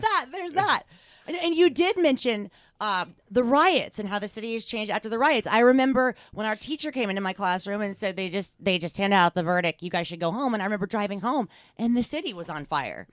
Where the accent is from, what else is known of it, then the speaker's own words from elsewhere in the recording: Los Angeles, California, United States; moved away as an adult; now in Bay Area, United States; I live in the Bay Area, but I grew up in Los Angeles. I lived there for almost nineteen years